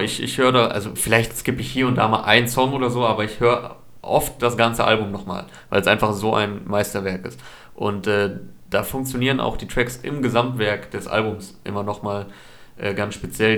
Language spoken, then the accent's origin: German; Osnabrück, Lower Saxony, Germany; moved away as an adult; also born or lived in Cologne; jetzt übergangsweise kurz in Osnabrück in meiner alten Heimatstadt